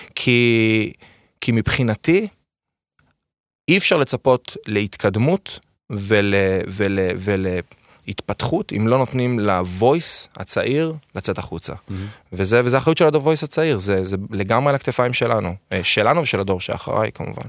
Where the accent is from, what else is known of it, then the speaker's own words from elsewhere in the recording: Ness Ziona, Central District, Israel; also born or lived in Beersheba / Rehovot; אני גדלתי עם, בנס ציונה, שזה עיר מולדתי, אני קורא לה, למרות שאני נולדתי בפועל בבאר שבע